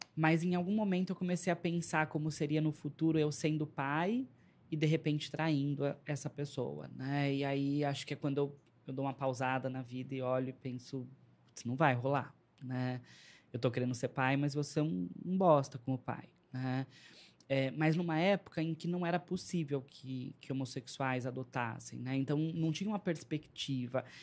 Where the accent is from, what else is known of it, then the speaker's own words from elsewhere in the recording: São Paulo, Brazil; also born or lived in São Bernardo do Campo; eu sou de lá, mas fui, cresci, eh, fui criado na Zona Leste de São Paulo